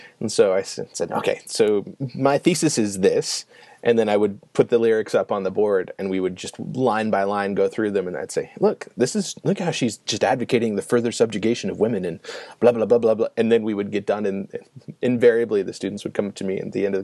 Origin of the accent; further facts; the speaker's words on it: Illinois, United States; I'm from Illinois